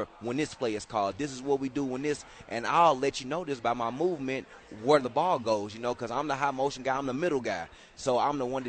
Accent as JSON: {"language": "English", "town": "St. Louis", "region": "Missouri", "country": "United States", "moved": "yes", "lives_now": "Albuquerque, United States", "said": "I'm from St. Louis, it's Midwest"}